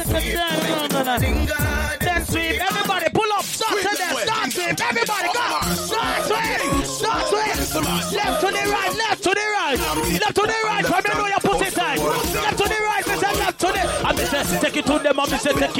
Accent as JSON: {"language": "English", "country": "Jamaica", "said": "I'm Jamaican. Boy, if you disrespect me, you know I disrespect you back."}